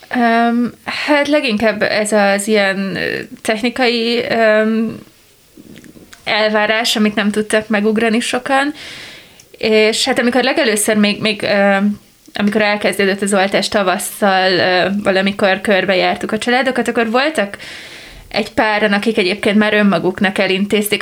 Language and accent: Hungarian; a small village in Baranya County, Hungary; én egy Baranya-megyei kis faluba származom